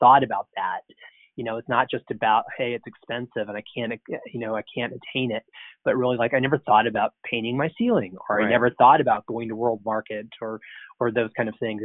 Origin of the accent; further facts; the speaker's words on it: Florida, United States; moved away; I grew up in Florida